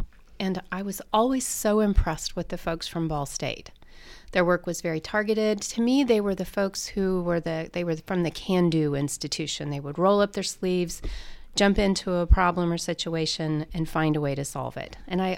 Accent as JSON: {"language": "English", "town": "Greenfield", "region": "Indiana", "country": "United States", "tie": "born or raised there", "said": "Actually, I grew up in Greenfield, Indiana. I went to New Palestine High School."}